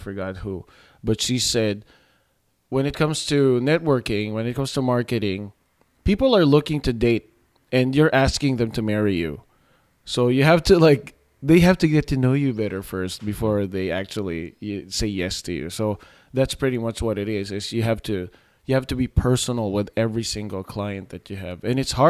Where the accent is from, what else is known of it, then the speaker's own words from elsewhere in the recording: Philippines; And of course, as a Filipino, I looked up the white people who are in the industry